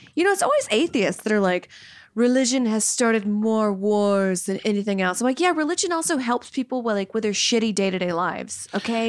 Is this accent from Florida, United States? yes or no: no; Louisiana, United States; moved away; also born or lived in New York; I grew up in Louisiana